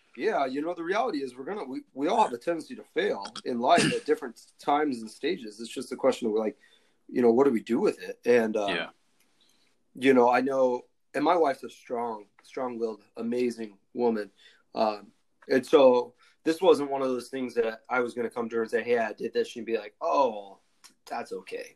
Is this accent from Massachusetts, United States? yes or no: no; Coeur d'Alene, Idaho, United States; also born or lived in Southern California; I was originally from Idaho. Like, went to college in Southern California. Kind of moved around a little bit, but kind of Coeur d'Alene, Idaho